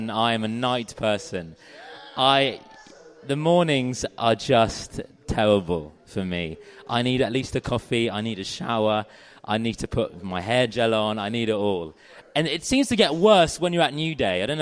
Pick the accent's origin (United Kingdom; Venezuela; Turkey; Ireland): United Kingdom; South East England; I'm from Surrey. I'm from Surrey